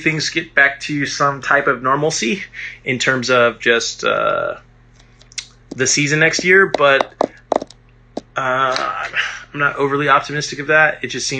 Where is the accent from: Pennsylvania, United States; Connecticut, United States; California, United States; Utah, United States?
California, United States; Alameda; There's space in my hometown of Alameda.